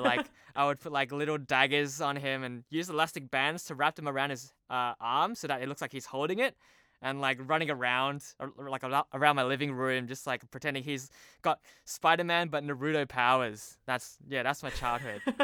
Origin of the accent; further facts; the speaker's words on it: Sydney, New South Wales, Australia; first language Cantonese; moved away as an adult; now in Hong Kong; I was born in Sydney, Australia